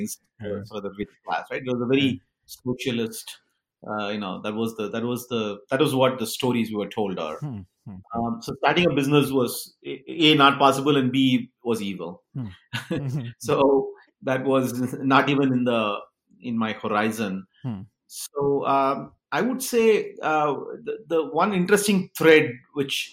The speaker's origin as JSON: {"language": "English", "town": "Chennai", "region": "Tamil Nadu", "country": "India", "tie": "born or raised there", "also_born_or_lived": "United States", "moved": "as an adult", "lives_now": "Bangalore, India", "said": "I was born and brought up in Chennai and Madras in those times, and studied in IIT Madras as well"}